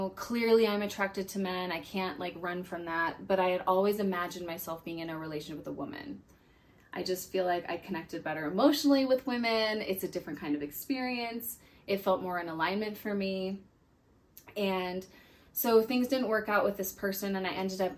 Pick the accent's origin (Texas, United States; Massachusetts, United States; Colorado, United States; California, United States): Colorado, United States; Denver; I'm from Denver, Colorado